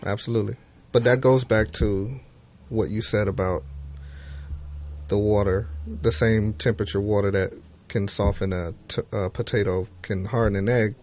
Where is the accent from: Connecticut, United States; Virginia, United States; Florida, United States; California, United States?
Florida, United States; Miami; I grew up in Miami, and all of the music was very feel good when I was coming up